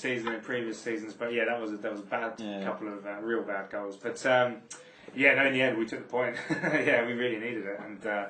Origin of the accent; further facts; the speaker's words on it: Brentwood, East of England, United Kingdom; also born or lived in Harold Wood; now in London, United Kingdom; So I grew up in Shenfield, Brentwood. Born in Harold Wood, which is closer to London.